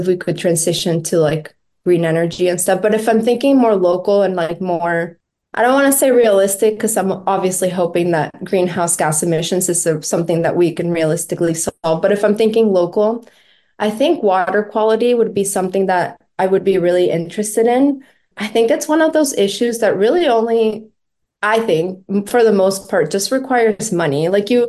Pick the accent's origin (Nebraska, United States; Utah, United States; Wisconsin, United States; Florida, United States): Florida, United States; I grew up in Florida, and I follow the news there a lot.